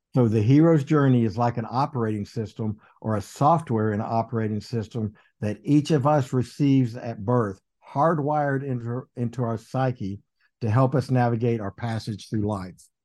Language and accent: English; Littlefield, Texas, United States; moved away; I would say Littlefield, Texas